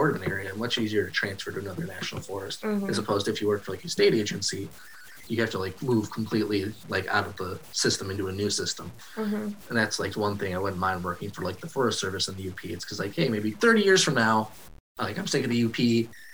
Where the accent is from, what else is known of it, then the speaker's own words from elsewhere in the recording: Roscommon, Michigan, United States; I was basically born and raised in Roscommon, so lived in the same house